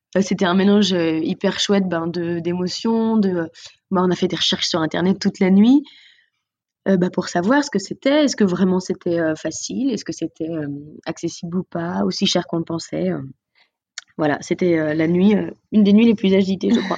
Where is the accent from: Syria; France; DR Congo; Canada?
France; Nantes, Pays de la Loire; on est de Nantes